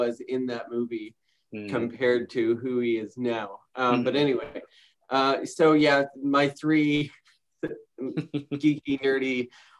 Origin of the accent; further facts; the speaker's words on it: Newfoundland and Labrador, Canada; moved away; I didn't grow up here. I grew up in Newfoundland